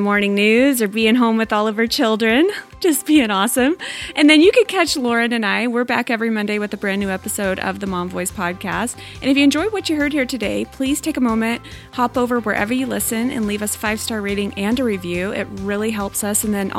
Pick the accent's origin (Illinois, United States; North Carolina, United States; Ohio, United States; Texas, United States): Texas, United States; In my home state of Texas, in the Dallas region